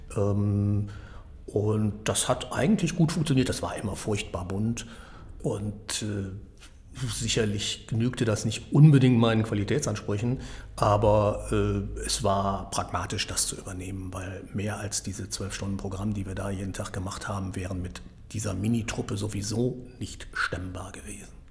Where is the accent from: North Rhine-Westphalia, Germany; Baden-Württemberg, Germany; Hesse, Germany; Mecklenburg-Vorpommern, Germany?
North Rhine-Westphalia, Germany; Münster; moved away; also born or lived in Wuppertal; ich komme aus Münster und habe da für die Münstersche Zeitung dann gearbeitet